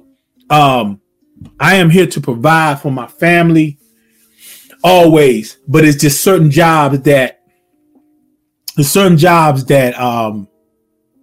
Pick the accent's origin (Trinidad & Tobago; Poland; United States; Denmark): United States; the South; Born and raised in the South. I've been in the South all my life